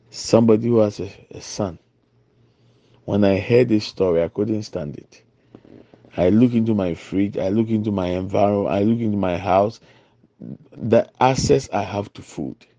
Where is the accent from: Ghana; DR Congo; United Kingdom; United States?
Ghana; I'm from Ghana.